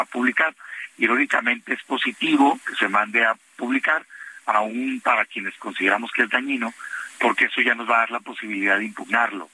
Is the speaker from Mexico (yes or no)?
yes; Mexico; a mí como mexicano